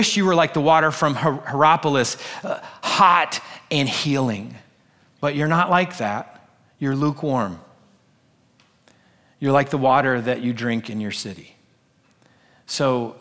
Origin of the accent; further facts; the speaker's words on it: United States; us as American Christians.